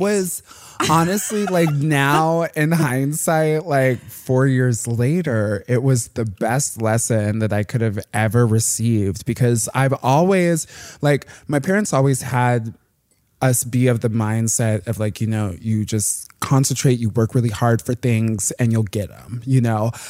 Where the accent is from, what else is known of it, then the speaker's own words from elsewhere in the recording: Plainfield, Illinois, United States; like a hour southwest of the city, um, in this little town called Plainfield.